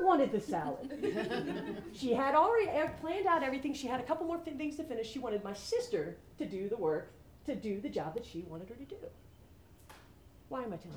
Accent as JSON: {"language": "English", "region": "New Jersey", "country": "United States", "also_born_or_lived": "Atlanta", "moved": "as an adult", "lives_now": "Birmingham, United States", "said": "I'm from New Jersey"}